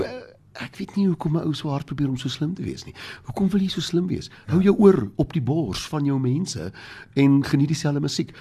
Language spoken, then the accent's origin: Afrikaans; South Africa; ons is maar 'n klein minderheidskultuur